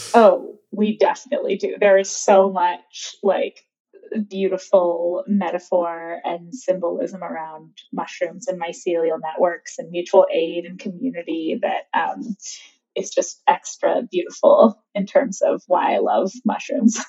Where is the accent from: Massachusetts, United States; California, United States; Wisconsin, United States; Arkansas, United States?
California, United States; I'm born and raised in California